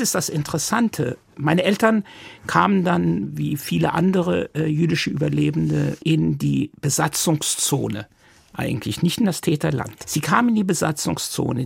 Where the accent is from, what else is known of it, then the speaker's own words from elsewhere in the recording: Mannheim, Baden-Württemberg, Germany; first language Yiddish; German is a second language; moved away as an adult; now in Tel Aviv, Israel; ich wuchs auf in B619. Das ist mittendrin